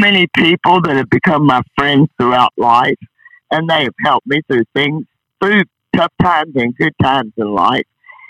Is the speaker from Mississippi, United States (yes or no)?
no; El Dorado, Arkansas, United States; also born or lived in Wisconsin; And I was born in Wisconsin, but I grew up in El Dorado, Arkansas.